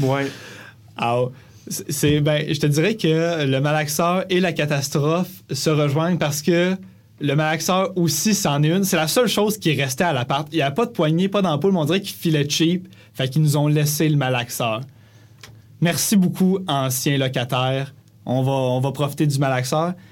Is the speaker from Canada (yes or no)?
yes; Granby, Quebec, Canada; moved away as an adult; now in Montreal, Canada; quand on est parti de Grimby cet été pour aménager à Montréal